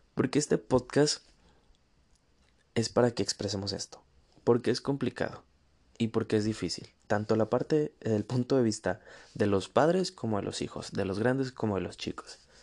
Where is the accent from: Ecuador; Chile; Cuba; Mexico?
Mexico; northern Mexico; acá en el norte, de donde soy